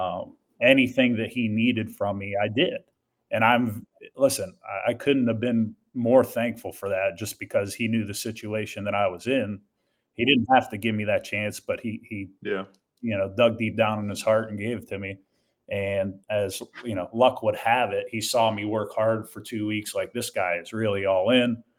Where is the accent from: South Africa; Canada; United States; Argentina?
United States; Pittsburgh, Pennsylvania; moved away as an adult; also born or lived in Portland, Maine; the Duquesne job, which is my hometown.